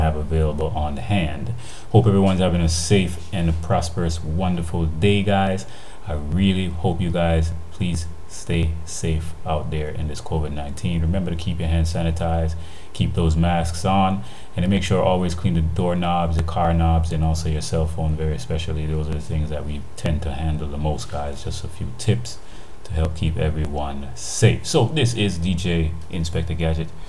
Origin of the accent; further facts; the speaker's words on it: Jamaica; the way we live, how we eat, our foods, and our cultures here in Jamaica